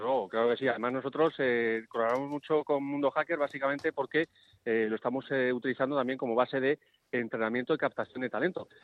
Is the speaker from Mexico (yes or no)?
no; Spain; Nosotros no somos americanos, somos españoles